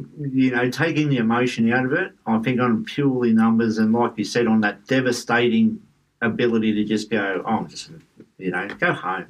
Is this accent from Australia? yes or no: yes; Australia; So I just reflect back on how they used to make me feel as an Australian cricket supporter.